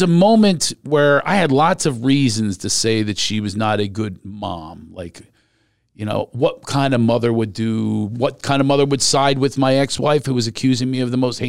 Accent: Ireland; You know, because I have all these shame spots with being Irish.

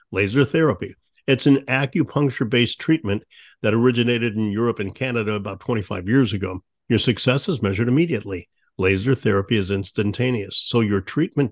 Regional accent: St. Louis, Missouri, United States; my hometown of St. Louis

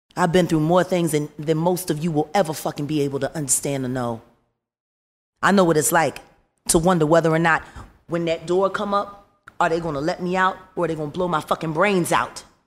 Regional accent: Philadelphia, Pennsylvania, United States; I'm from North Philly.

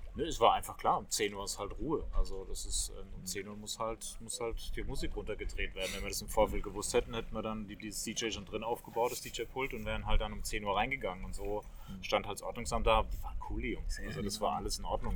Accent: Rhineland-Palatinate, Germany; Erstmal bin ich Pelzer vom Geburt an mit Riesling aufgewachsen

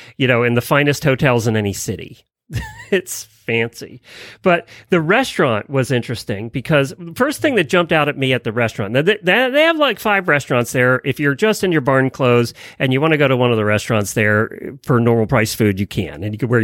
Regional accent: Lancaster County, Pennsylvania, United States; now in Ocala, United States; I come from Lancaster County, Pennsylvania, where when you order food, the entire plate has food on it.

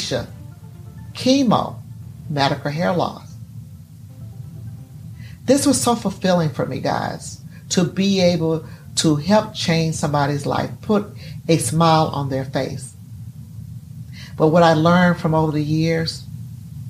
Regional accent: Gulfport, Mississippi, United States; I was born on February 4th, 1961 in Gulfport, Mississippi

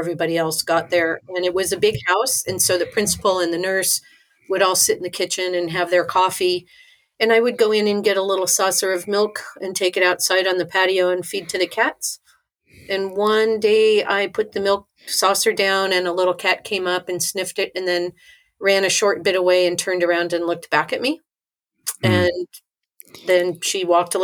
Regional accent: Tempe, Arizona, United States; also born or lived in Washington, D.C. / California; when I was 10, we moved to Arizona, and I lived there and pretty much grew up there in Tempe

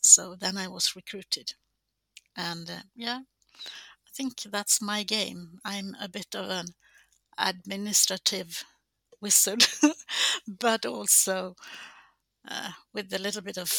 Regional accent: Gothenburg, Västra Götaland, Sweden; born or raised there

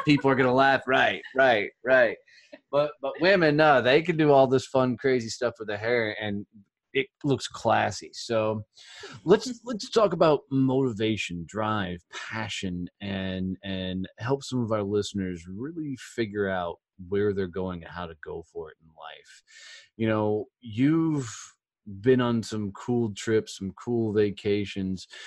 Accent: Texas, United States; I'm like the country boy from Texas

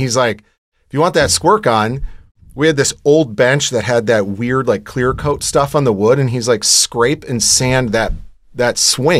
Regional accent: Michigan, United States; born there; So I was born in Michigan. We moved around a little bit growing up

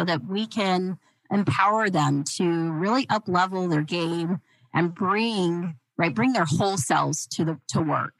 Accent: Clinton, Utah, United States; I was born and raised in Clinton, Utah, a very small town

